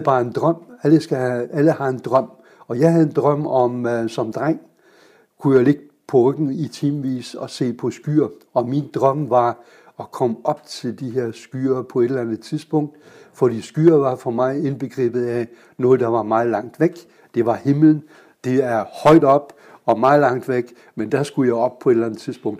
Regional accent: Kiel, Schleswig-Holstein, Germany; Danish is a second language; moved away as an adult; also born or lived in Guyana; now in Denmark; jeg er født i Kiel

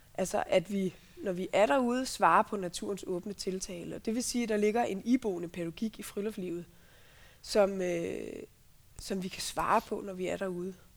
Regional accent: Central Jutland, Central Denmark Region, Denmark; jeg er opvokset på Midtjylland

